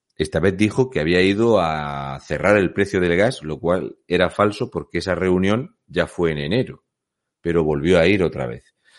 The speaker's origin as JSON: {"language": "Spanish", "country": "Spain"}